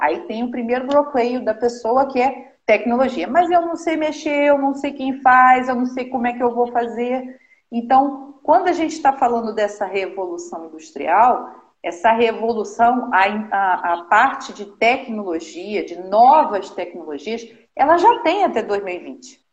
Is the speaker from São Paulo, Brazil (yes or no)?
no; Nova Friburgo, Rio de Janeiro, Brazil; moved away as an adult; eu sou natural aqui do Rio de Janeiro, de Novo Friburgo, uma cidade que eu amo de paixão, que eu fui nasci, nasci criada